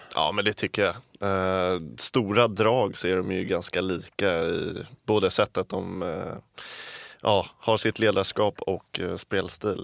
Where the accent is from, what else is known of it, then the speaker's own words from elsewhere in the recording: Älta, Stockholm County, Sweden; accent: Stockholm; moved away as an adult; now in Gothenburg, Sweden; jag är ju från Älta så det är utanför stan